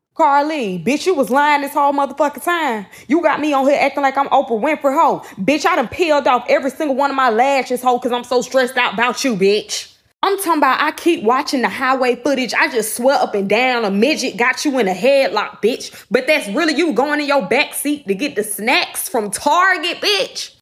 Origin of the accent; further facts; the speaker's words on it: Birmingham, Alabama, United States; my hometown, Birmingham, Alabama